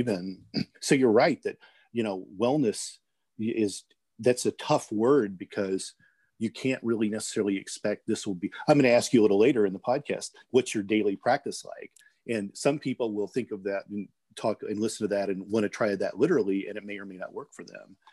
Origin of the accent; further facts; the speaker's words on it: Midwest, United States; moved away; also born or lived in California; I grew up in the Midwest